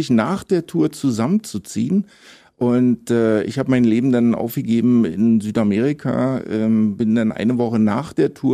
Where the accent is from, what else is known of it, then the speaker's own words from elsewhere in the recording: Tobago, Trinidad & Tobago; Also wenn ich, wenn, wenn ich gefragt werde, wo meine Heimat ist, dann das ist schon immer schwer zu antworten, aber so am ehesten kommt dann vielleicht Tobago hin.